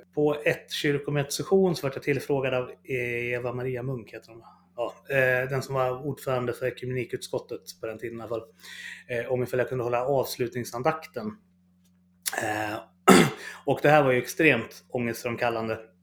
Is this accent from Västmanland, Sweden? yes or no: yes; Fagersta, Västmanland, Sweden; jag kommer från Fagersta från början som en liten bruksort